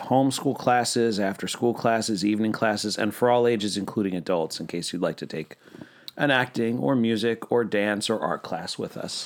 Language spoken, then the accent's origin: English; Pennsylvania, United States; moved away as an adult; now in Central Florida, United States; I'm from Pennsylvania.